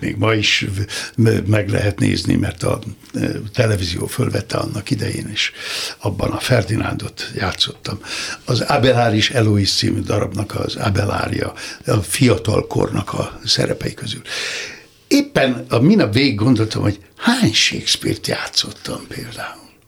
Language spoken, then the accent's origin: Hungarian; Nikla, Somogy, Hungary; Somi Tarnocán születtem, de négy éves koromtól már Niklán